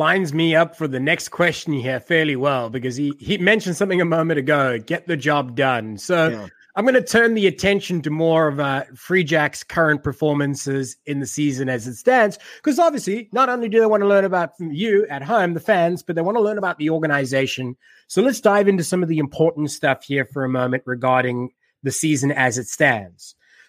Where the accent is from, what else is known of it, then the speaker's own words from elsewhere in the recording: South Africa; now in United States; so I was born and raised in South Africa